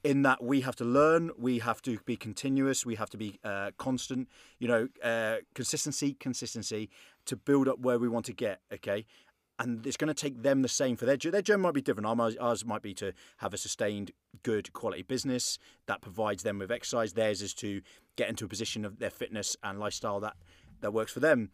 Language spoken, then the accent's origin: English; England, United Kingdom; now in Belfast, United Kingdom; I'm English